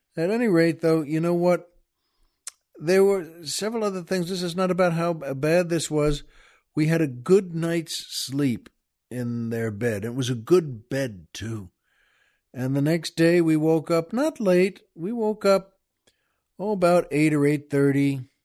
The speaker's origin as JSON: {"language": "English", "area": "Long Island", "region": "New York", "country": "United States", "tie": "born or raised there", "moved": "yes", "lives_now": "Southern California, United States", "said": "We grew up on Long Island."}